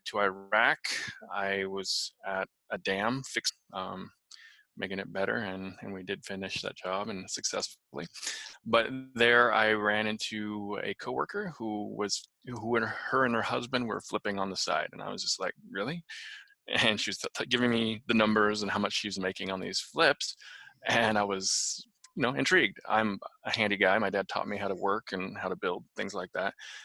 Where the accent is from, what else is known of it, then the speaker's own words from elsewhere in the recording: Utah, United States; now in Tulsa, United States; But I'm currently living in Tulsa, Oklahoma. Not from here. I'm from Utah